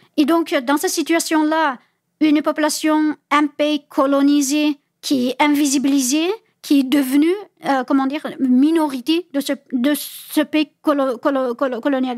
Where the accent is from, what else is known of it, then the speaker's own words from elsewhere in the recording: Uyghur region, Xinjiang, China; French is a second language; moved away as an adult; now in France; pour ma ville natale, je devais passer par la capitale